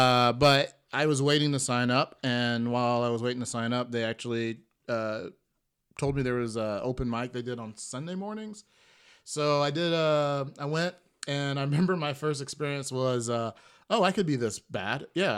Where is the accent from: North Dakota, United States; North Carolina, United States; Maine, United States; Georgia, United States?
Georgia, United States; Atlanta; moved away as an adult; also born or lived in Chicago; now in Los Angeles, United States; So I'm originally from Atlanta, Georgia. ATL. And I spent about 4.5 years in Chicago.